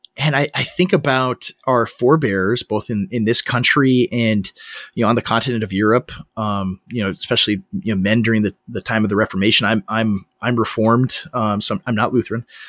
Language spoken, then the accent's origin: English; Minnesota, United States; I am in Minnesota. I'm from, I'm born and raised here. I'm in my hometown